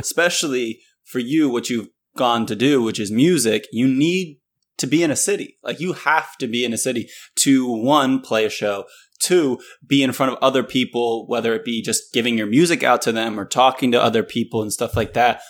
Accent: Northern Virginia, United States; moved away as an adult; also born or lived in North Carolina / Indianapolis; I grew up in Northern Virginia, so it's not like you really have that much country

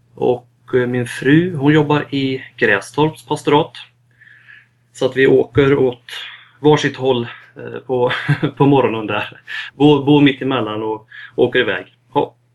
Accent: Västergötland, outside Falköping, Västra Götaland, Sweden; also born or lived in Lidköping; jag är uppväxt i Västergötland, utanför Falköping

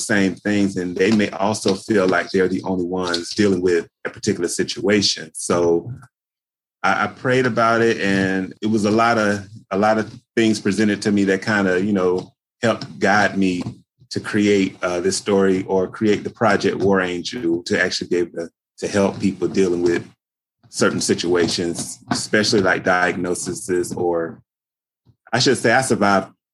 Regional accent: Daytona Beach, Florida, United States; moved away as an adult; also born or lived in Georgia; now in New York, United States; I was actually born in Daytona Beach, Florida

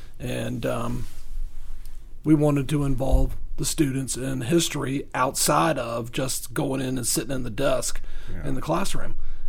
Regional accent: Virginia, United States; now in Coweta County, United States; I'm from Virginia.

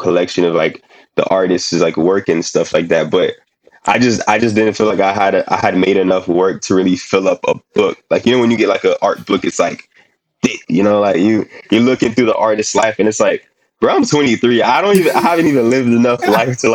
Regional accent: Haiti; also born or lived in New York; now in Miami, United States; I'm from Haiti

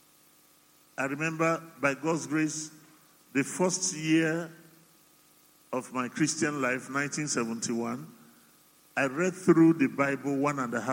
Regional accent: Yorubaland, Nigeria; also born or lived in Cameroon; I'm Omo Ibo who grew up in Yoruba land

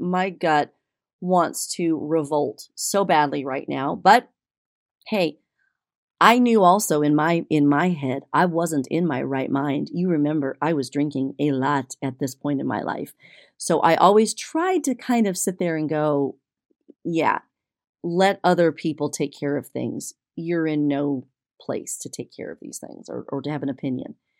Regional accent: Texas, United States; as a Texan

